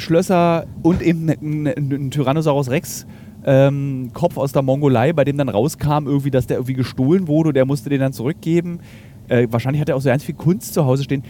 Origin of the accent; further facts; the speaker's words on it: Germany; Ich bin Deutscher, beziehungsweise ich bin Europäer. Äh, und äh, dann eben aus Deutschland